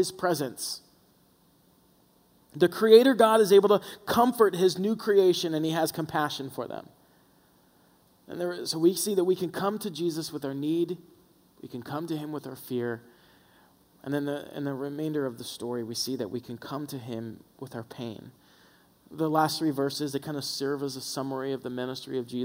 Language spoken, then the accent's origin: English; the South, United States; We were raised in the South, so every time church was open, we were there